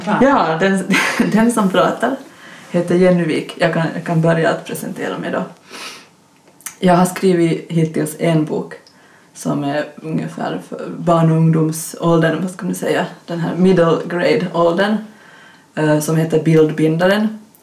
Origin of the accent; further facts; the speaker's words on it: Finland; accent: Finland-Swedish; som ni kanske hör på min dialekt så vi var en grupp med finlandssvenska författare